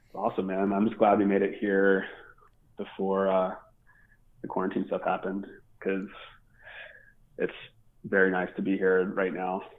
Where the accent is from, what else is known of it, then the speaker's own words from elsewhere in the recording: Baltimore, Maryland, United States; growing up in Baltimore